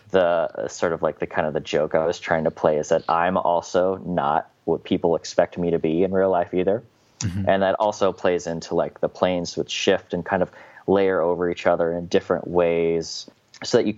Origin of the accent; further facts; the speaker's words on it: Midwest, United States; growing up in the Midwest, you have a lot of like conservative ideology